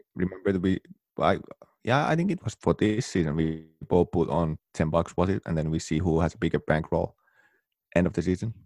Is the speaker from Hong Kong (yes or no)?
no; Oulu, North Ostrobothnia, Finland; moved away; Here in my hometown, Oulu, northern Finland